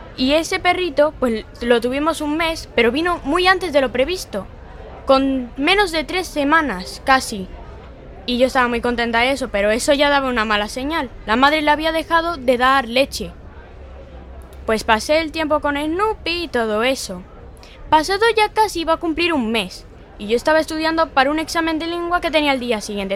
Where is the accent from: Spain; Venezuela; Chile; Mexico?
Spain; Galicia; also born or lived in Tenerife / Cuba; Yo nací en Tenerife, pero me criaron en Cuba hasta los cinco años. Y con cinco años me trajeron aquí, a Galicia.